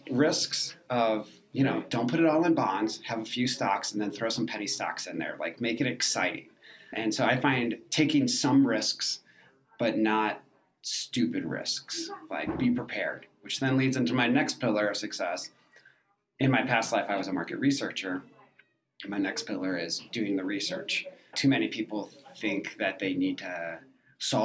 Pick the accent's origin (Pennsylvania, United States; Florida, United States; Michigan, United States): Michigan, United States; now in Denver, United States; I live in Denver, and I'm from Michigan